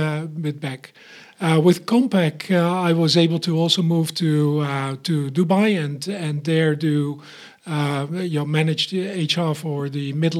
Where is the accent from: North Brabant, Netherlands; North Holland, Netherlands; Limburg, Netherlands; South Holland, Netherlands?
North Brabant, Netherlands; Eindhoven; moved away as an adult; also born or lived in Munich, Germany; So, I was born in the Netherlands, in Eindhoven, so around Philipstown is what we called it there, the town of lights for the Netherlands.